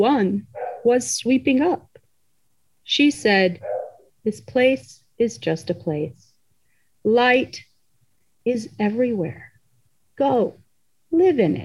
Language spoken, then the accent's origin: English; Indiana, United States; I grew up in Indiana in a very multi-ethnic Muslim community